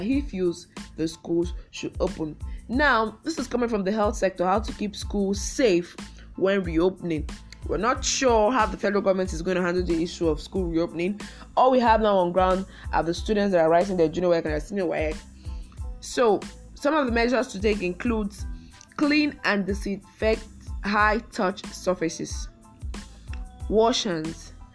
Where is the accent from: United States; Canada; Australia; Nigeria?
Nigeria